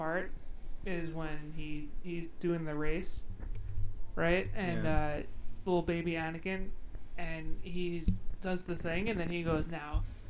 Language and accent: English; Long Island, New York, United States; I'm from Long Island, so I say Mario.